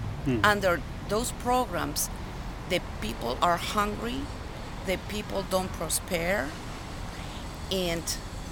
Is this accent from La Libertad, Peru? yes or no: no; Lima, Peru; In Lima, Peru.